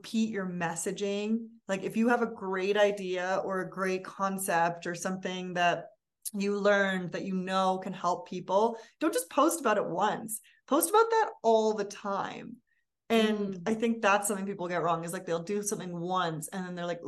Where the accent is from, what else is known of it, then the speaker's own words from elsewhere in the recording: Vancouver, British Columbia, Canada; moved away as an adult; also born or lived in Berlin, Germany / New York, United States; I'm from Vancouver